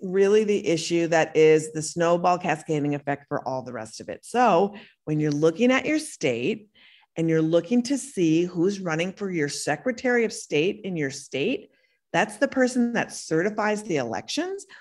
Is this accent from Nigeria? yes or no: no; Minnesota, United States; moved away; also born or lived in Brooklyn; I was born in Minnesota and I live part of the time in Brooklyn